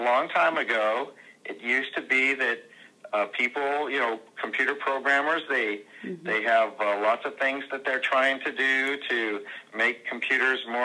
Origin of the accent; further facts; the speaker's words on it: California, United States; moved away as an adult; also born or lived in Southern Indiana; now in Indiana, United States; we came to Southern Indiana from California. It was where I was born and raised in 1998